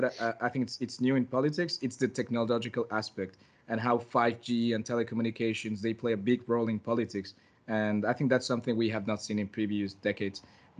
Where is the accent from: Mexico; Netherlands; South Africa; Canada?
Mexico; also born or lived in Spain; now in Brussels, Belgium; I was born in Mexico. However, I've lived in Spain for the past few years.